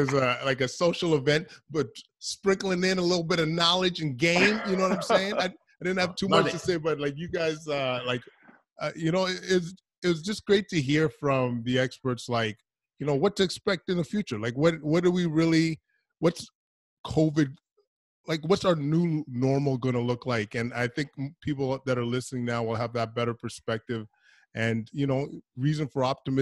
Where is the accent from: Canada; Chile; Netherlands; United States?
Canada; Edmonton, Alberta; I'm from Edmonton